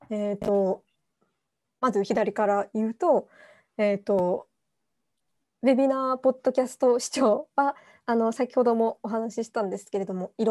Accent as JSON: {"language": "Japanese", "town": "Kitakyushu", "region": "Fukuoka", "country": "Japan", "said": "で都会というその町もあるし、うん、もう小倉あの私小倉なんですけれども、"}